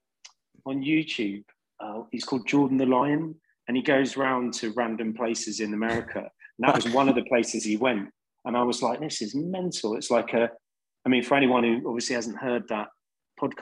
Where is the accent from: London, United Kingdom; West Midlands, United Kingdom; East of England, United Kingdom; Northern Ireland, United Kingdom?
London, United Kingdom; I grew up in West London in a council flat